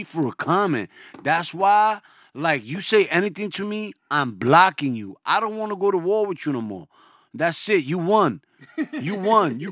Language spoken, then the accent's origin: English; New York City, New York, United States; I'm from the Bronx